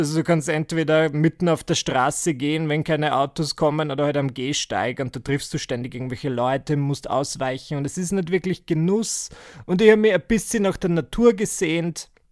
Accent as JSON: {"language": "German", "region": "Burgenland", "country": "Austria", "tie": "born or raised there", "moved": "as an adult", "lives_now": "Vienna, Austria", "said": "in der Gegend gern hätte, wo ich geboren wurde. Das ist so im Burgenland. Und wenn du mir das gesagt hättest mit achtzehn, dass ich je wieder dorthin ziehen würde, wo ich herkomme"}